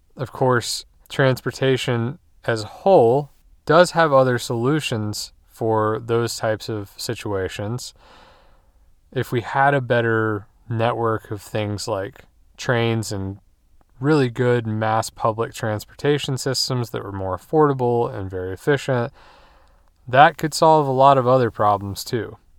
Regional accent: United States; we as American drivers

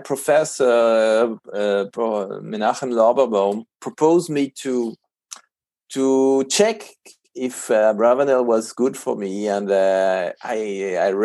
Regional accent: Paris, Île-de-France, France; moved away as an adult; now in Israel; I was born and raised in Paris from a Jewish secular family

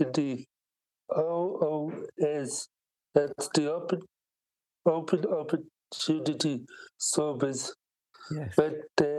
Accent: Donabate, Leinster, Ireland; I'm from Dublin, Ireland, in a town called Donabate.

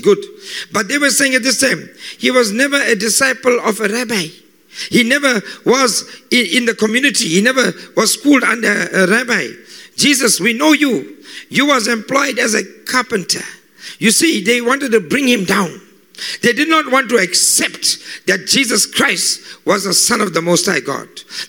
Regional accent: Phoenix, Arizona, United States; It's like when we grew up in Phoenix and suddenly people look at us on television

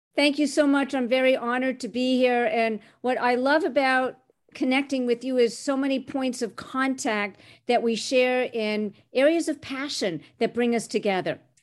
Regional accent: Montreal, Quebec, Canada; first language French; English is a second language; now in Chicago, United States; Growing up in Canada, I was the daughter of immigrants who came from Egypt and Syria

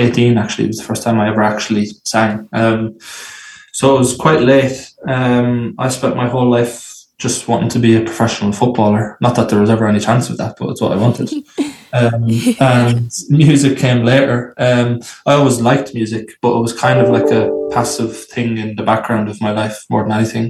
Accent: Athy, Leinster, Ireland; Originally from Ireland, originally from a place called Athy, a small town in a county called Kildare in Ireland

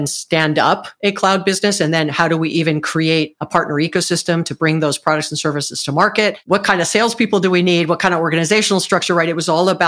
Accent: Hawaii, United States; moved away as an adult; also born or lived in Southern California; I'm from Hawaii. I was born and raised in Hawaii, actually

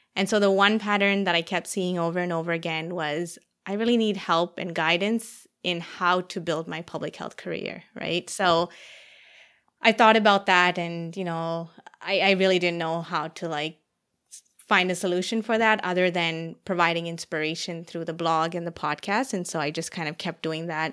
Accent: Toronto, Ontario, Canada; moved away as an adult; also born or lived in Saskatchewan; I was from Ontario or not from Saskatchewan

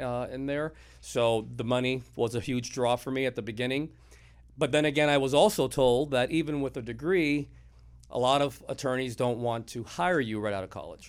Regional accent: Miami, Florida, United States; also born or lived in Broward County, Florida; now in Port Charlotte, United States; I was born and raised in Miami

